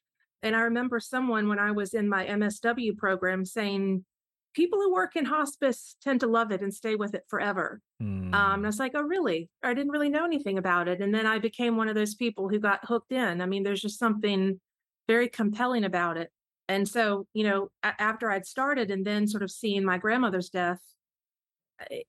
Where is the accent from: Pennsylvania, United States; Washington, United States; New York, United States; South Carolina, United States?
South Carolina, United States; moved away as an adult; now in Atlanta, United States; I grew up in South Carolina. That is home